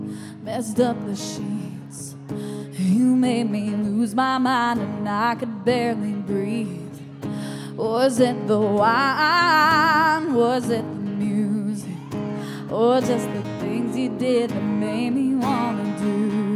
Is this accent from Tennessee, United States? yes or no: no; Marion, North Carolina, United States; also born or lived in Fort Campbell, Kentucky / Florida; I'm from Marion, North Carolina, and also Fort Campbell, Kentucky, and the whole state of Florida. I've moved 15 times. I'm an Army brat